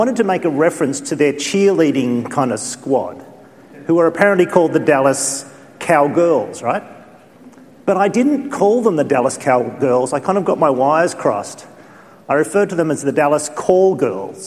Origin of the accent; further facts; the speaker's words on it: Australia; sometimes being an Australian